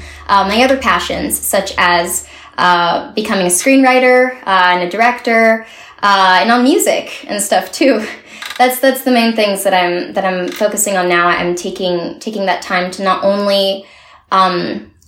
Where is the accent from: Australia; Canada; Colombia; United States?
Canada; Montreal, Quebec; moved away; I miss my hometown, and I hope that I can go back to it sometime soon. You know, it would be great to see Montreal again.